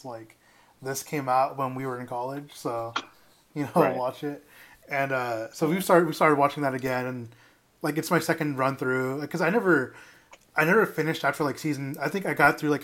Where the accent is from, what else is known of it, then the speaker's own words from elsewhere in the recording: Dallas, Texas, United States; I'm from Dallas